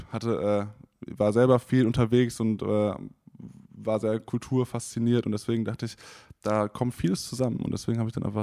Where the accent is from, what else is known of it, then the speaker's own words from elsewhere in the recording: Oldenburg, Lower Saxony, Germany; now in Cologne, Germany; ich komme aus Oldenburg, wenn wir jetzt mal ganz am Anfang anfangen. Ich bin aus dem Norden, äh, bin dann zum Studium nach Köln gezogen